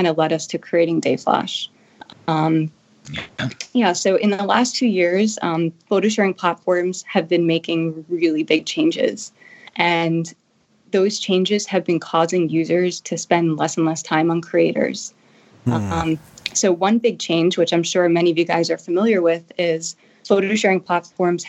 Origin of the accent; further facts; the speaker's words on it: Long Island, New York, United States; I was actually born and raised in Long Island, New York